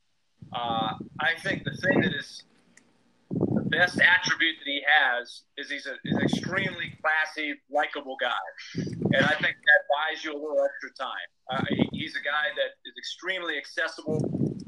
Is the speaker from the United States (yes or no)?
yes; New York, United States; now in Nashville, United States; when I was growing up in New York.